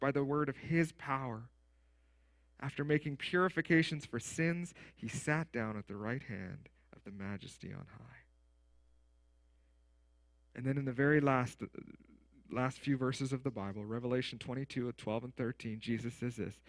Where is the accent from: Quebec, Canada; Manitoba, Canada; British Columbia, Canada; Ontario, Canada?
Manitoba, Canada; Steinbach; I grew up in Steinbach, right, the Mennonite Mecca of the world